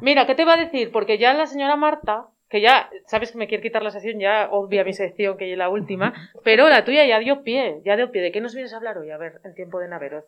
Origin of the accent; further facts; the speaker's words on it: Llanes, Asturias, Spain; en el mi pueblo, en uno de los mis pueblos, en uno de ellos, eh, de los de Llanes